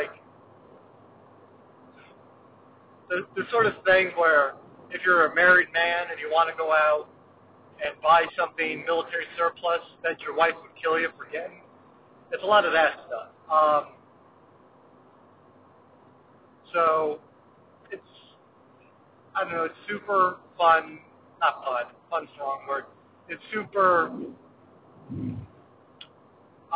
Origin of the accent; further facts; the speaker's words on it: Midwest, United States; growing up in the Midwest